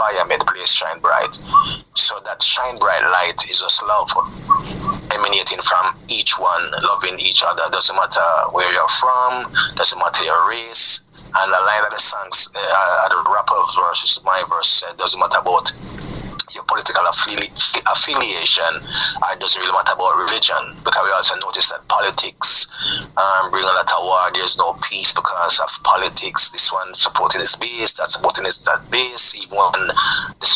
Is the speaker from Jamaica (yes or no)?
yes; Jamaica; … is a group that predominantly we are Jamaican